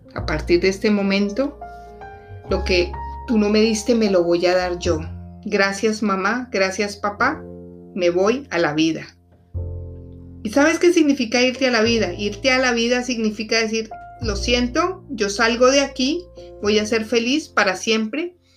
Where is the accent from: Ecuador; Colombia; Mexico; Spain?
Colombia; moved away as an adult; now in Washington, D.C., United States; Soy colombiana además, pero vivo en Washington, D.C. ya hace 10 años.